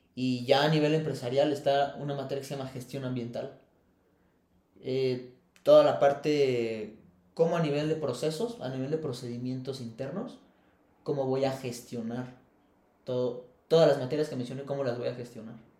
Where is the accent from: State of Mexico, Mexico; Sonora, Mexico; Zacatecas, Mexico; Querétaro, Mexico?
Querétaro, Mexico; also born or lived in Feño (unclear, birthplace); Originalmente soy, este, soy de Feño, ahí nací, pero crecí y toda mi infancia la tuve aquí en Querétaro.